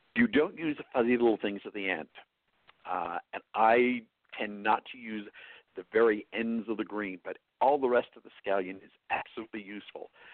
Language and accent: English; New York, United States; accent: New York; now in New Mexico, United States; my New York accent